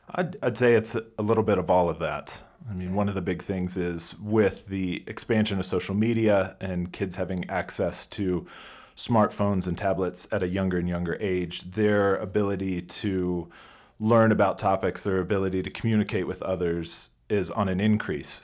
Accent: United States

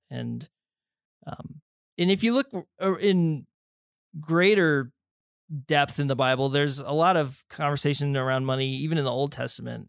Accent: Colorado Springs, Colorado, United States; grew up down there in the Springs, went to Air Academy High School

